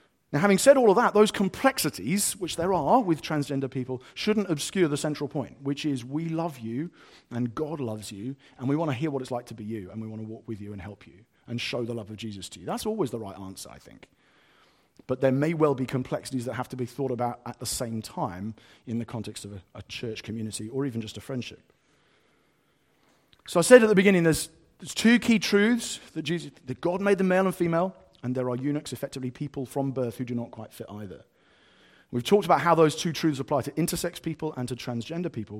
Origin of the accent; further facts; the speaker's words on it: United Kingdom; I am white British